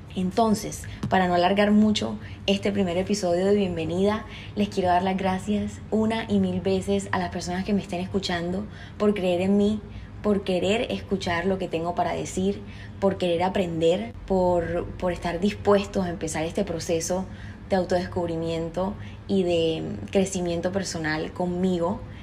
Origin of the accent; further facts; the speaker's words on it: Cartagena, Bolívar, Colombia; accent: costeño; soy cartagenera de Colombia, así que soy costeña. Si se me sale algún golpeadito ahí en el acento ya saben por qué